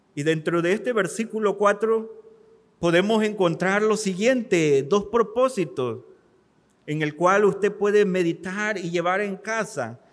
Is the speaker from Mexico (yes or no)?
yes; Mexico; como mexicanos